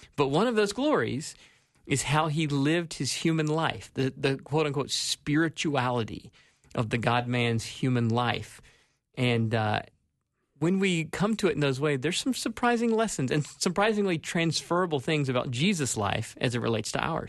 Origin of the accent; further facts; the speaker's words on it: South Carolina, United States; moved away as an adult; now in Minnesota, United States; was born and raised in South Carolina